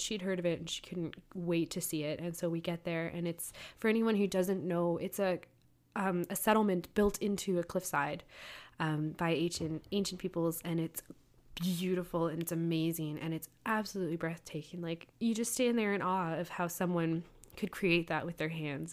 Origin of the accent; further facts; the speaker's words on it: Canada; We're from Canada.